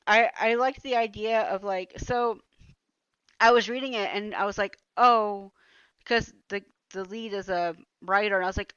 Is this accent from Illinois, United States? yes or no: no; Atlanta, Georgia, United States; moved away as an adult; now in Germany; I've seen that all my life growing up in Atlanta.